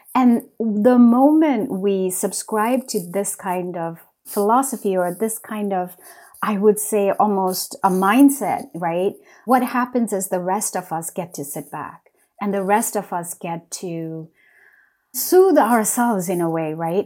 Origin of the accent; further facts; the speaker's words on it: West Sikkim, India; now in United States; For part of my childhood, I was raised in West Sikkim